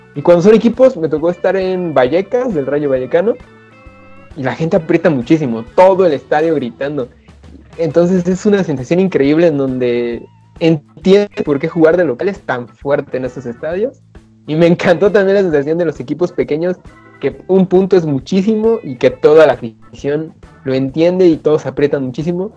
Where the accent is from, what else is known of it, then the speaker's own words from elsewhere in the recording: Comitán, Chiapas, Mexico; Soy de Comitán